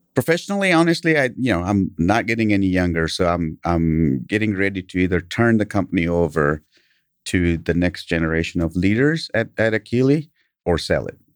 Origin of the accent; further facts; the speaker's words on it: Kenya; English is a second language; now in United States; I grew up in Kenya